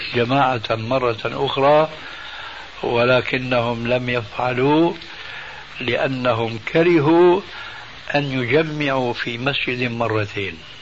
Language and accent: Arabic; Damascus, Damascus Governorate, Syria; moved away; أنا من سكان دمشق وعشت هناك سنين طويلة لأنني هاجرت من بلدي مع والدي رحمه الله وسني في التاسعة